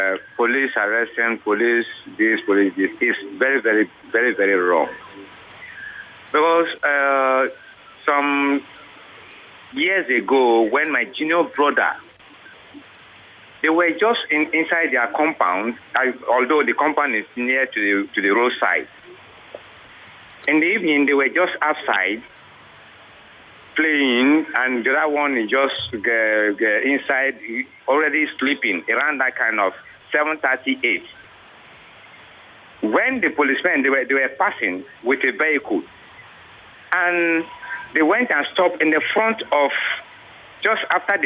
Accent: Nigeria; I said, I am a Nigerian. I'm a Nigerian.

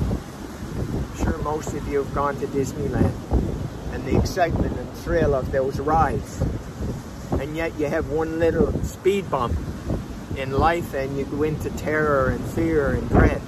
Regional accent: Prince Edward Island, Canada; moved away as an adult; also born or lived in Calgary, Canada; now in Mexico; I moved back from Calgary to Prince Edward Island, where I'm from.

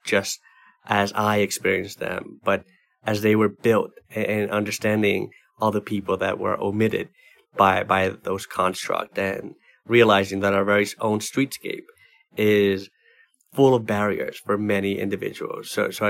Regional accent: New York City, New York, United States; that was going to pay me what I needed to live independently as a New Yorker with a disability.

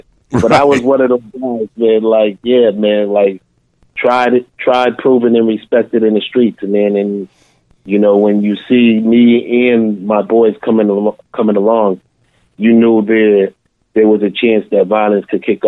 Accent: Boston, Massachusetts, United States; I was born and raised in Boston, Mass. So the majority of my stories take place in Boston. And I grew up in the Dorchester section probably for my first 12 years. And then I moved to the Mattapan section.

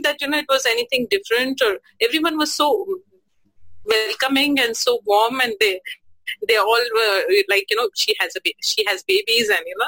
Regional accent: Nagpur, Maharashtra, India; also born or lived in Pune / Yavatmal; I was born in Pune, but brought up in Nagpur.

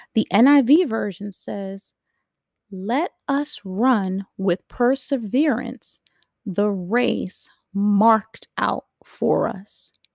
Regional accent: New York City, New York, United States; I'm a New Yorker. Don't forget it. I'm a New Yorker. So we didn't have to have any cars. We just rode the train

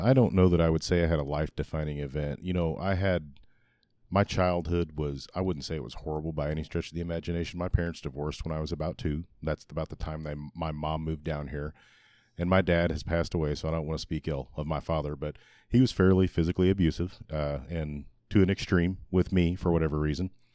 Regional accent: Republic, Missouri, United States; born or raised there

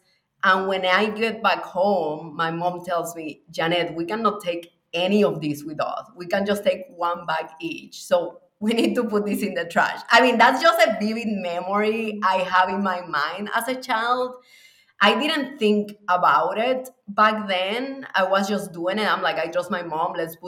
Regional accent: Mexico City, Mexico; also born or lived in Cuba; But I was born in Cuba. And then when I was 9 years old, we moved to Mexico City.

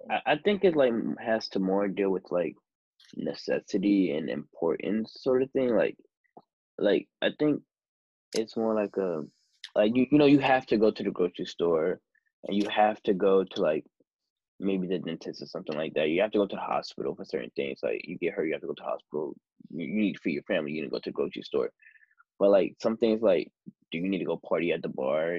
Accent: United States; being an American

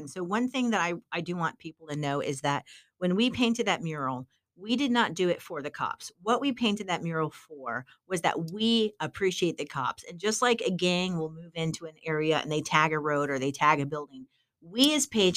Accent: St. Petersburg, Florida, United States; I'm born and raised in St. Pete, Florida. I'm a Florida native, fifth generation Floridian

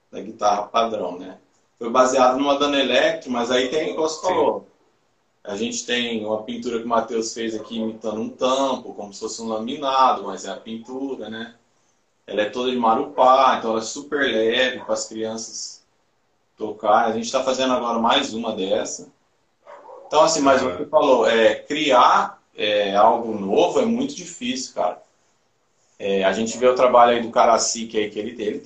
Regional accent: Minas Gerais, Brazil; aqui nós somos mineiros

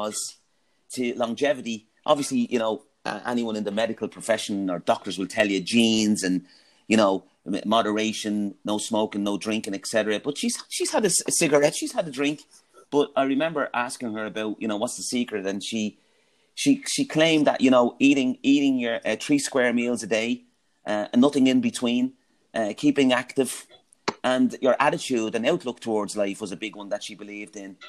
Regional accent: Dublin, Leinster, Ireland; growing up in Ringsend, and yeah, a great place to grow up

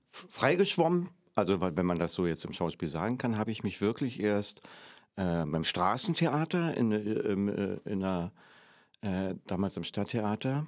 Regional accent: Berlin, Germany; moved away as an adult; In, natürlich Ostberlin. In Pankow, dann später in Weißensee

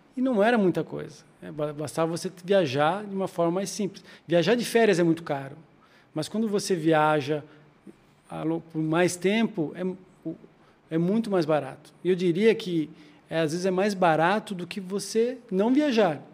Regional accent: Joinville, Santa Catarina, Brazil; moved away as an adult; also born or lived in Campinas; now in São Paulo, Brazil; eu sou de Joinville, de Santa Catarina

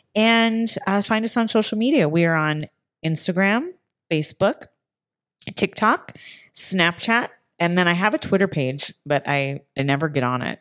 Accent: Utah, United States; moved away; I'm from Utah, which I feel like is really kind of wild.

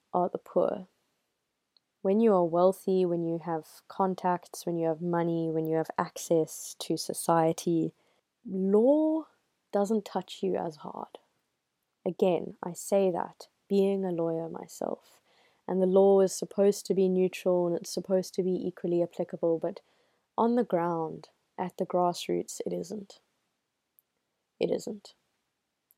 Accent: South Africa; I am South African. I live in South Africa.

